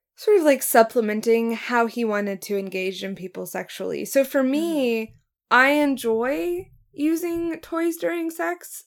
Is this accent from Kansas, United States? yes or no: no; Oklahoma, United States; moved away; also born or lived in Norman, Oklahoma / Pittsburgh, Pennsylvania; I am from Oklahoma. I'm a dual citizen, 14 years in Norman, 15 years in Pittsburgh